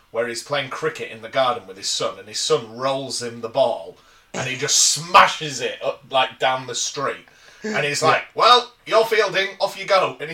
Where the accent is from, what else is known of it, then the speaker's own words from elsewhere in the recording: Yorkshire and the Humber, United Kingdom; as an Englishman and a Yorkshireman